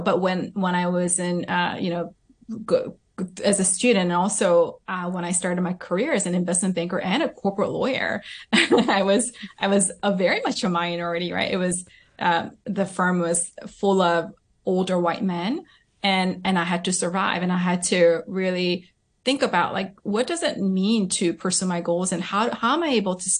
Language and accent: English; Southern California, United States; also born or lived in South Korea; I was born and raised in Southern California, and then I went to elementary school in Korea, and then we came back when I was in middle school.